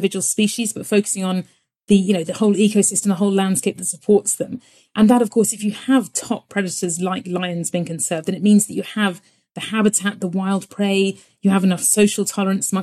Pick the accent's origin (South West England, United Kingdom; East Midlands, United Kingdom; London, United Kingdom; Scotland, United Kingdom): South West England, United Kingdom; Devon; I grew up in Devon